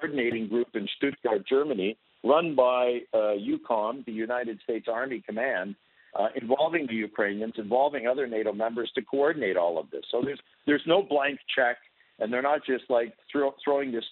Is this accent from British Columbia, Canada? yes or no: no; Toronto, Ontario, Canada; I was born in Canada. I grew up in Toronto